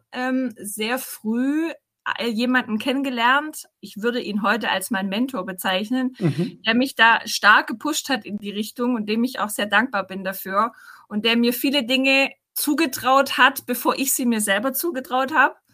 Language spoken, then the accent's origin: German; Rottenburg am Neckar, Baden-Württemberg, Germany; now in Stuttgart, Germany; ich komme aus dem Schwabenland, ähm, aus Rottenburg am Neckar, das liegt bei mhm. Tübingen.